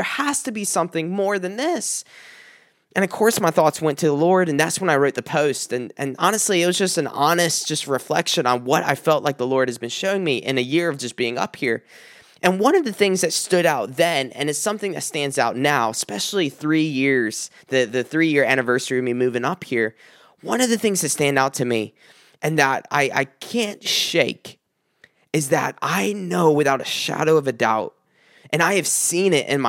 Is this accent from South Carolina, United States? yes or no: yes; South Carolina, United States; When I moved up here from South Carolina, it was right after an engagement to a woman that I was engaged to for many years.